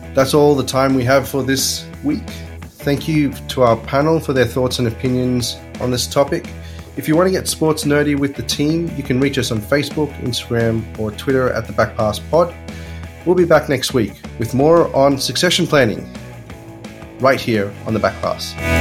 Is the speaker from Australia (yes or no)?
yes; Australia; growing up in Australia